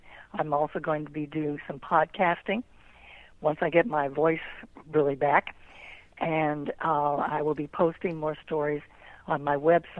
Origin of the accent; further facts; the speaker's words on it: Pomerania, Germany; now in United States; I grew up in Germany in a small Pomeranian village. And like I said, after World War II, you know, I came to this country, and then I eventually wrote the book.